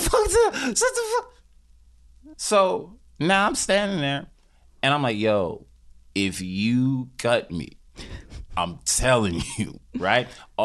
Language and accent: English; New York City, New York, United States; Yeah, I'm from Harlem.